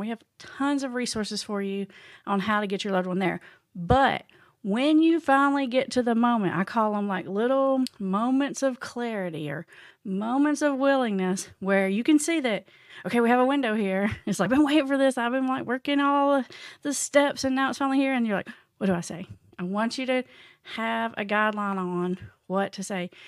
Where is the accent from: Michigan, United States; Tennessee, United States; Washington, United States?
Tennessee, United States; I'm from the Tennessee. in the little tiny town, not even close to a big town, like really small, isolated town.